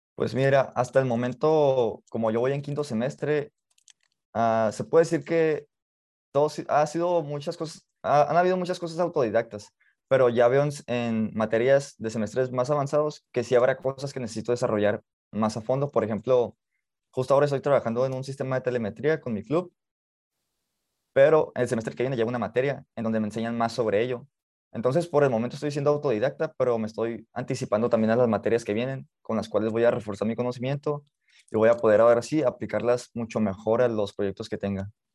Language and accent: Spanish; Mexicali, Baja California, Mexico; Nací en Mexicali, Baja California, eh, me he criado aquí